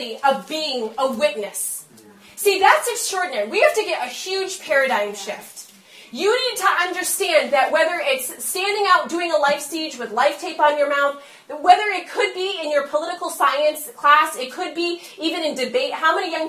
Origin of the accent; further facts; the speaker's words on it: Massachusetts, United States; I'm from Massachusetts